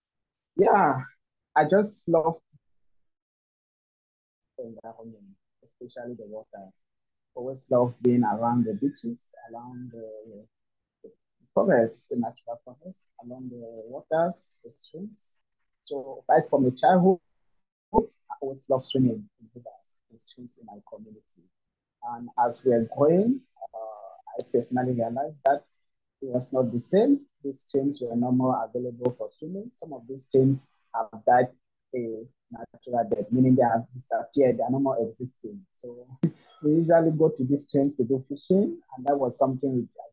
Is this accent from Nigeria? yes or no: no; Cameroon; also born or lived in Douala, Cameroon; I'm from Cameroon, and I live in the coastal city of Douala in Cameroon